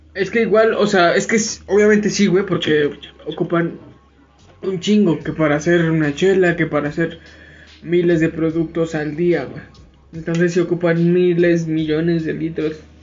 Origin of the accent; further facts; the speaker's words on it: Mexico; Aquí en México